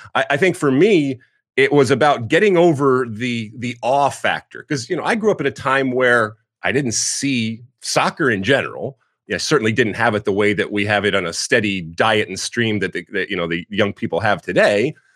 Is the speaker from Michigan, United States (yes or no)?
yes; right outside of Detroit, Michigan, United States; moved away as an adult; I grew up in Michigan, right outside of uh, Detroit